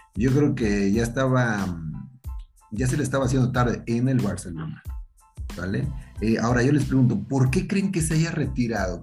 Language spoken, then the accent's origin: Spanish; Mexico; somos los mexicanos